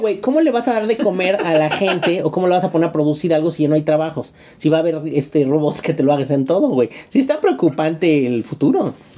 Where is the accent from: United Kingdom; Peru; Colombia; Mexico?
Mexico; seguimos siendo mexicanos